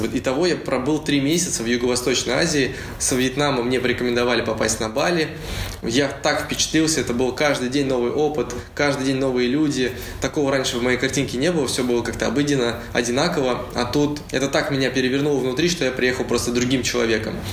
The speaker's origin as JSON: {"language": "Russian", "town": "Uralsk", "region": "West Kazakhstan Region", "country": "Kazakhstan", "tie": "born or raised there", "also_born_or_lived": "Saint Petersburg, Russia", "moved": "as an adult", "lives_now": "Bali, Indonesia", "said": "Я родился в Уральске, закончил там школу и поехал учиться в Петербург"}